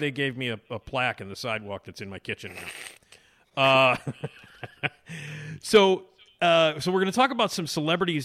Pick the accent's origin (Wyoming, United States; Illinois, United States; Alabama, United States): Illinois, United States; Elmwood Park; now in Chicago, United States; One in Elmwood Park I grew up going to on Thatcher